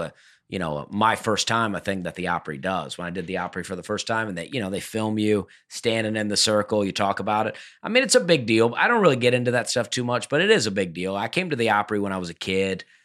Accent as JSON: {"language": "English", "region": "Alabama", "country": "United States", "said": "We're all from Alabama"}